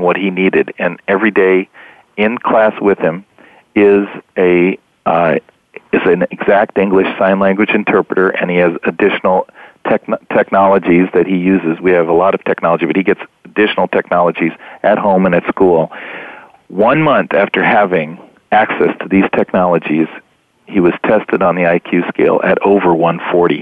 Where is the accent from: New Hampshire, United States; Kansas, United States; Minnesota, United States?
Kansas, United States; moved away; also born or lived in Washington; I'm from Kansas, and he was my my representative and then my senator for many years